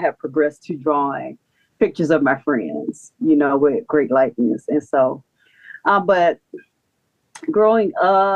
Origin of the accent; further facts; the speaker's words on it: St. Petersburg, Florida, United States; now in Atlanta, United States; I was born and raised in St. Petersburg